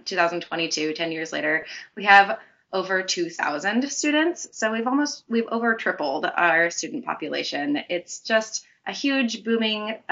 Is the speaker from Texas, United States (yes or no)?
no; Auburn, Washington, United States; also born or lived in Seattle, Washington; I was raised in Auburn, so about 45 minutes south of Seattle